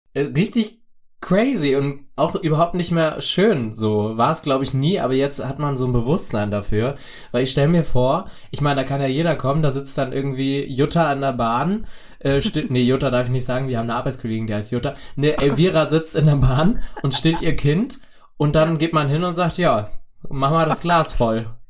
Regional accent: the East, eastern Germany, Germany; ich komme aus dem Osten, ich bin da groß geworden

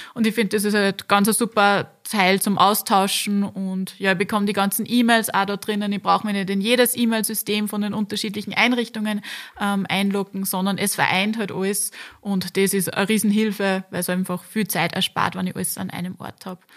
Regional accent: Linz, Upper Austria, Austria; ich bin ganz in der Nähe vom Campus aufgewachsen

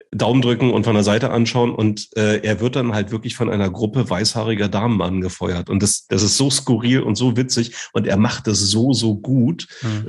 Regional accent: Germany; accent: Berlin-Brandenburg dialect; echter Berliner Funzkerl oder, oder vielleicht auch Brandenburger, das weiß man bei unserem Dialekt immer nicht so richtig, ob der jetzt aus Berlin oder aus dem Umland kommt

